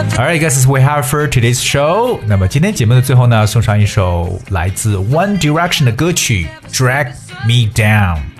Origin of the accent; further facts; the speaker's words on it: China; 我们中国人